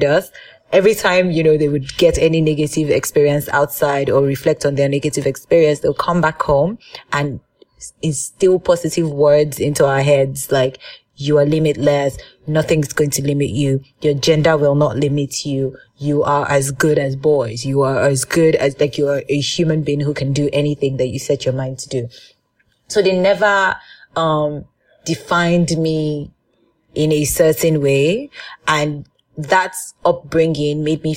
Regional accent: Nigeria; growing up as a Nigerian girl in my father's house

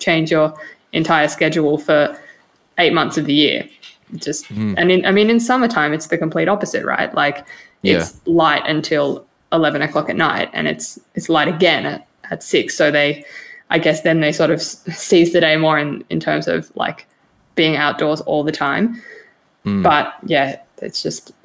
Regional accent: Australia; accent: Australian; moved away as an adult; now in Finland; I'm sitting here with my Australian accent

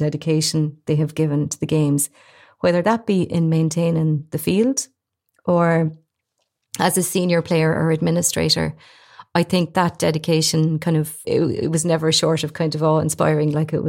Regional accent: Galmoy, Leinster, Ireland; I'm from Kilkenny

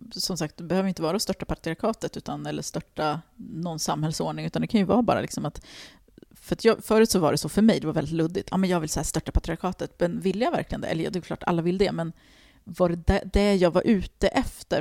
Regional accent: Stockholm, Stockholm County, Sweden; jag kommer från Tensta och jag växte upp med en fattig mamma

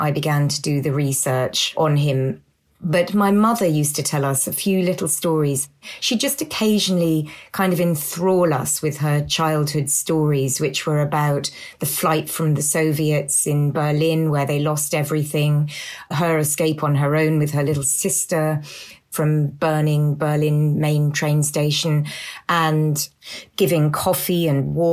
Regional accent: south of England, United Kingdom; I grew up in England, in the south of England

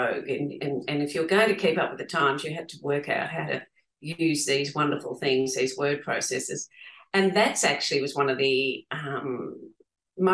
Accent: Geelong, Victoria, Australia; my husband and I grew up in Geelong

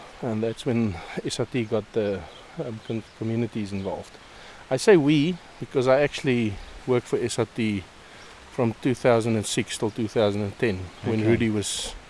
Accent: Namibia

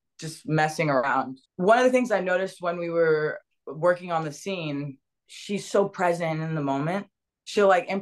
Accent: West Palm Beach, Florida, United States; moved away as an adult; also born or lived in Dominican Republic / Los Angeles; I grew up in West Palm Beach, Florida

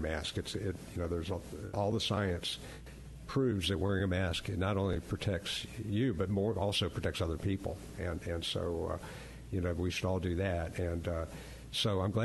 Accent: Atlanta, Georgia, United States; I grew up in Atlanta, and we all learned how to skate and play hockey when the Flames were there

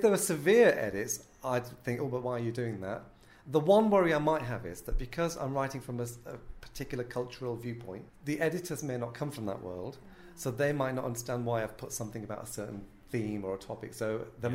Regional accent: North West England, United Kingdom; I'm born to Muslim parents in a Pakistani household in the northwest of England, um, very working class.

